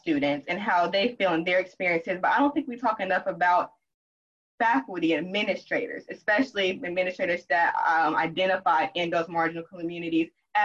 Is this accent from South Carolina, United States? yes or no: yes; South Carolina, United States; born and raised in South Carolina